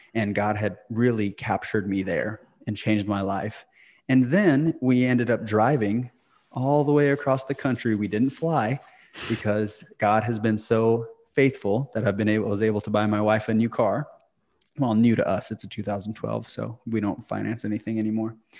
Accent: Clayton, New Mexico, United States; moved away; my hometown of Clayton, New Mexico

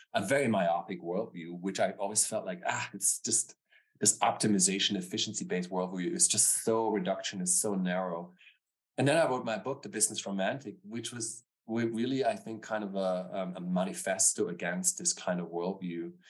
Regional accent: Stuttgart, Baden-Württemberg, Germany; also born or lived in Frankfurt; I was born and raised in Germany, in the southern part of Germany. So, I born near Frankfurt. I grew up in Stuttgart

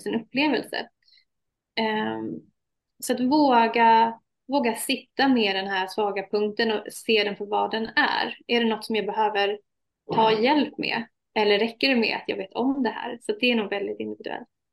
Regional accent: Sweden; also born or lived in Iraq; Jag är halvsvensk, halvirakier

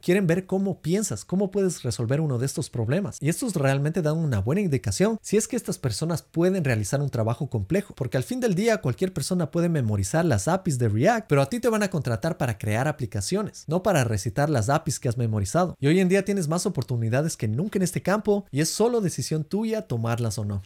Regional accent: Ecuador; now in United States; en el Ecuador de donde yo soy

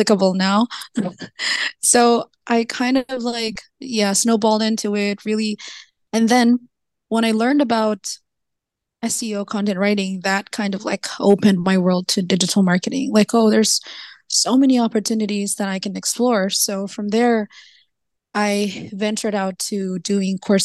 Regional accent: Philippines; I'm from the Philippines.

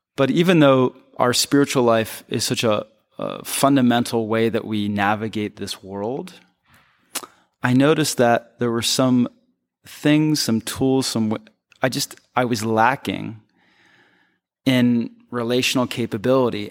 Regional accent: Philadelphia, Pennsylvania, United States; moved away as an adult; also born or lived in Chicago / New York; I'm from Philly, I'm from the East Coast, that's where I grew up

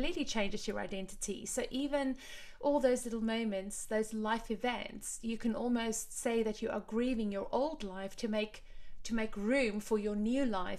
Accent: Cape Town, Western Cape, South Africa; now in London, United Kingdom; I had my same culture shock when I moved from Cape Town to London, mm-hmm. Kind of the opposite to you, in the sense that Cape Town is tiny compared to London and, you know, slower and so much more relaxed

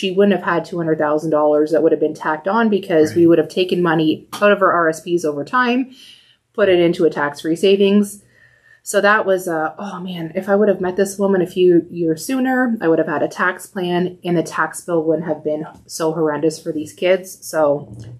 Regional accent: Windsor, Ontario, Canada; also born or lived in Calgary / Mississauga; So I was born in Calgary. But moved back to Windsor when I was about 2 years old.

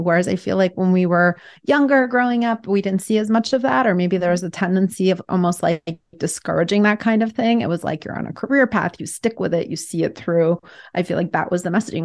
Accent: Russia; now in United States; growing up in Russia at first, which was an oppressive kind of regime, and then coming to America

